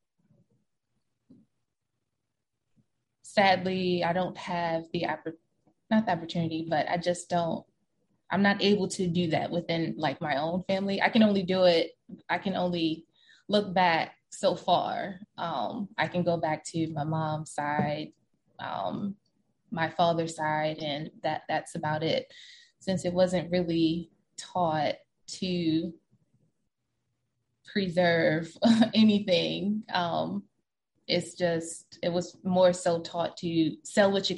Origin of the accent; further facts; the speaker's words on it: Baltimore County, Maryland, United States; the first 5 years of my life, I grew up in Baltimore City